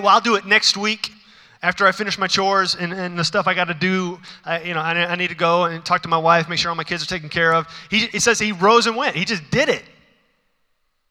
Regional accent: Houston, Texas, United States; I'm from Houston

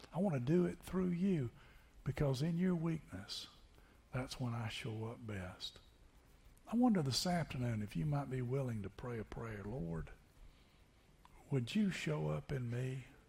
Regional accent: Tennessee, United States; moved away as an adult; also born or lived in Niceville, Florida; Growing up in Tennessee

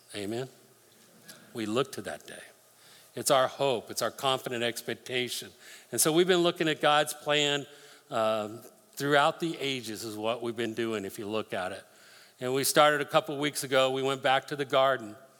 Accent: Colorado, United States; I grew up in Colorado, spent a lot of times fishing rivers up there with my dad.

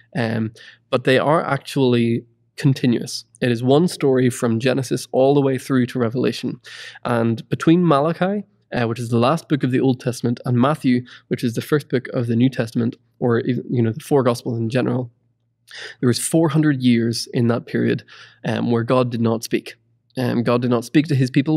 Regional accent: Ireland; moved away; I'm originally from Ireland, and it's always cold.

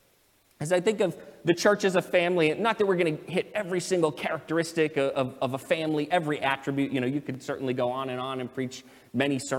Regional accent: United States; I'm an American citizen. I was born here.

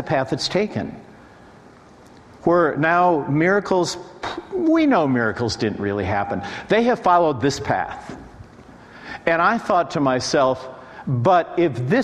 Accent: Nashville, Tennessee, United States; I'm from Nashville.

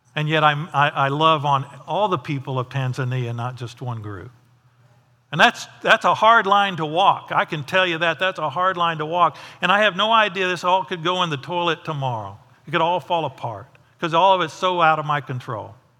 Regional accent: United States; I'm not the American with all the answers.

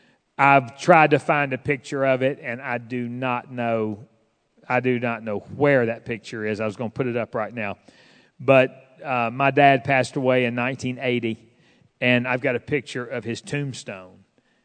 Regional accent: Fort Smith, Arkansas, United States; and we did not have a food pantry at the church I grew up in Fort Smith, but man, and my parents were not wealthy.

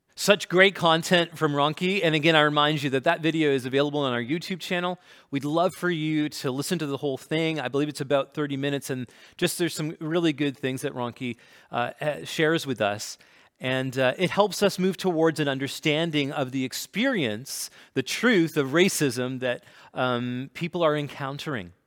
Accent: Canada; I'm Canadian, and I'm East Indian

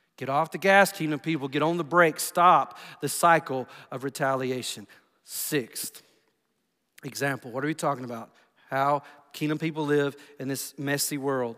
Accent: United States; I'm from Bibb County.

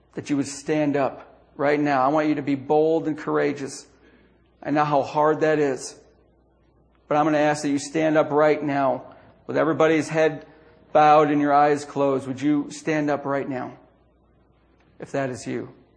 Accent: DeRidder, New York, United States; my hometown of DeRidder, New York

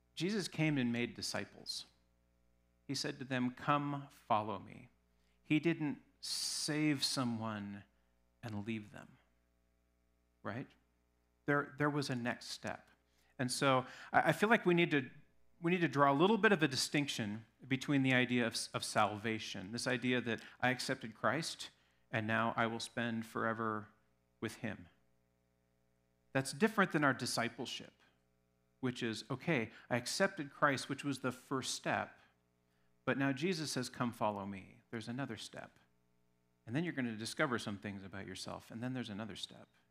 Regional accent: Alaska, United States; moved away; I grew up in Alaska.

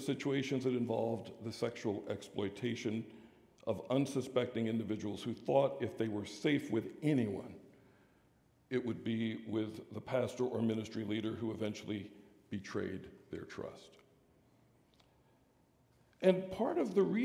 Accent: United States; we're American sinners

